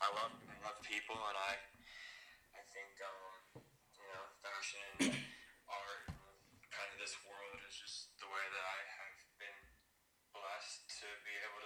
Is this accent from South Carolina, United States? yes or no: yes; South Carolina, United States; born there; Yeah, man, well, I was born in South Carolina. I've traveled a lot.